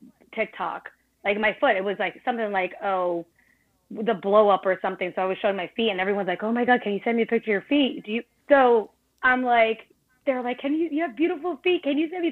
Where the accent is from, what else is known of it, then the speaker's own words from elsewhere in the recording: Cape Cod, Massachusetts, United States; also born or lived in Brooklyn, New York; I was born in Brooklyn and I moved to the Cape, which is Massachusetts, about like, oh gosh, when I was seven. I lived here since.